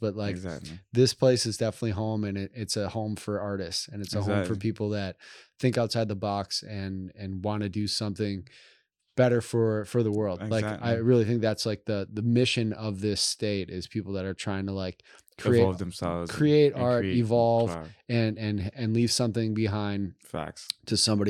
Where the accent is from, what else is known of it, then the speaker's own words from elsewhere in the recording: Midwest, United States; when growing up in the Midwest in a cold environment